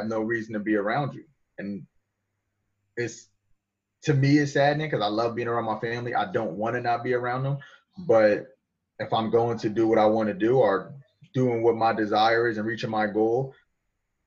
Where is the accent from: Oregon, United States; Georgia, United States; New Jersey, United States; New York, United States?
New Jersey, United States; I'm from Jersey. So whatever stereotype you got about people up north, that's how I am. That's what I fit. That's what I was grown. That's what I grew up around.